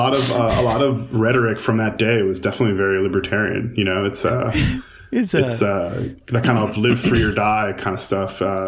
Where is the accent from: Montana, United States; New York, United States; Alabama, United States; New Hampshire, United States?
New York, United States; Huntington; I grew up in Huntington, and you know, it's like a colonial town. It's been around for forever in Long Island.